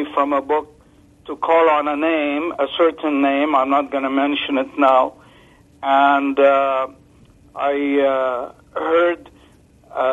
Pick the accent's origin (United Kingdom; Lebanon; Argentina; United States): Lebanon; now in Canada; I grew up in Lebanon where my grandpa used to call on spirits